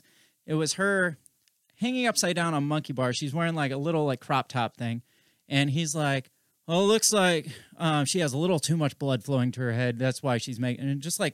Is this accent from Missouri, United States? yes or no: no; Mercer County, Illinois, United States; moved away; my hometown back in Illinois. It's a little town